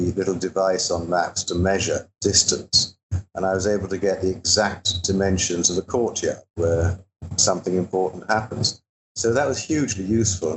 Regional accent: England, United Kingdom; moved away; I grew up in England and I was educated there

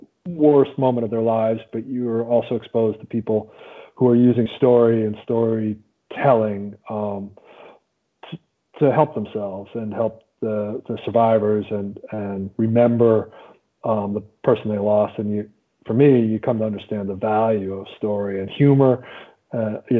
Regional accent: New Jersey, United States; moved away as an adult; also born or lived in Washington, D.C.; I grew up in South Jersey, in kind of farm country

